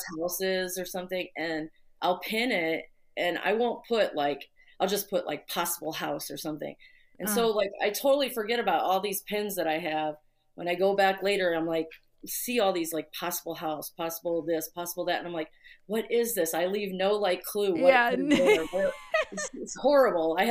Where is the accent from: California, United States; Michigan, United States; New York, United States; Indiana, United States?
Indiana, United States; moved away as an adult; now in Chicago, United States; I grew up in Indiana, but I was born here, and I moved back when I was in my 20s, younger 20s.